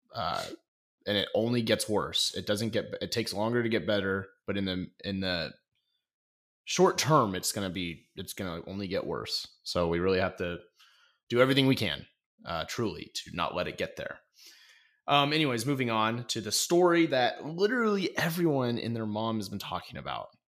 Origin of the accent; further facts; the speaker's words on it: Coeur d'Alene, Idaho, United States; That is my hometown